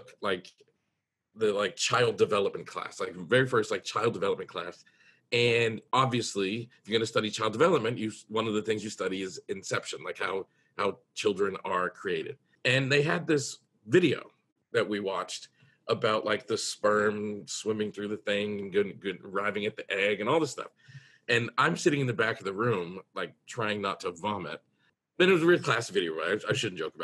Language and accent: English; United States; I'm in America, I'm from the United States